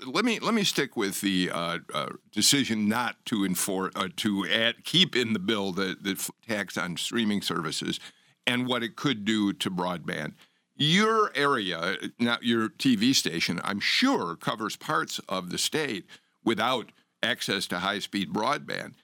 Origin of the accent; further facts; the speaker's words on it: Chicago, Illinois, United States; now in Georgia, United States; I'm from Chicago